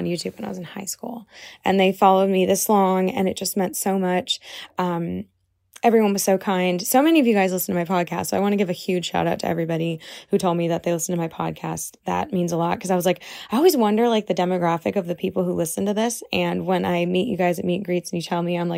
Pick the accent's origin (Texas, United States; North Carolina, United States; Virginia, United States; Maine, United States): Maine, United States; Portland; moved away; I get to go back to my old high school and talk to my principal, and I get to see my family and just show this camera crew around my hometown